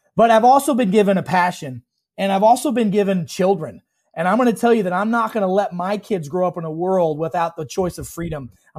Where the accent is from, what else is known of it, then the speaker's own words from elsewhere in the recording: Illinois, United States; You know, I grew up in Central Illinois. I'm the son of a pig farmer. We had more pigs than people where I grew up.